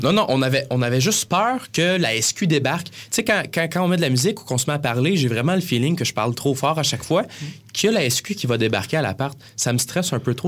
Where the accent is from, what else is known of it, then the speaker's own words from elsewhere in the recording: Granby, Quebec, Canada; moved away as an adult; now in Montreal, Canada; on vient de Granby